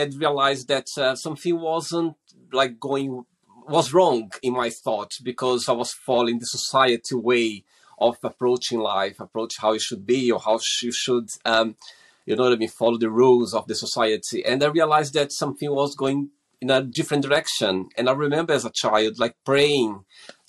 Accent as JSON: {"language": "English", "country": "Brazil", "also_born_or_lived": "Portugal", "moved": "as an adult", "lives_now": "London, United Kingdom", "said": "I'm originally from Brazil, but I've been living in the UK, in London, for the last 16 years."}